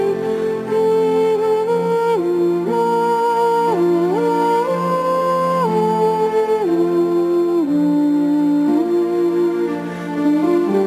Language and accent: English; Long Beach, California, United States; I was born in Long Beach here in Southern California, and I've managed to kind of move back and forth a little bit between counties